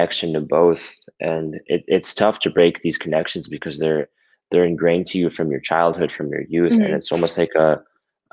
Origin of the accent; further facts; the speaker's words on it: Detroit, Michigan, United States; also born or lived in Quebec / Windsor; I'm pretty much as American as they come because I was like born here. I was raised here. I spent most of my life here.